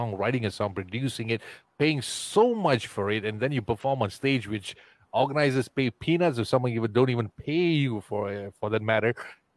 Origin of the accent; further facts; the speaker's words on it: Ipoh, Perak, Malaysia; That's the best town on the planet, my hometown.